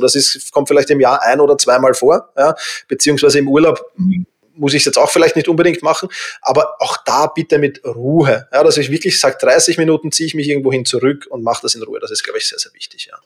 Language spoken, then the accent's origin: German; Vienna, Austria; ich bin halt Wiener